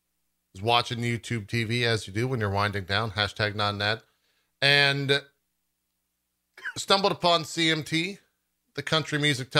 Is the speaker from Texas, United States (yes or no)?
yes; Texas, United States; I grew up in Texas.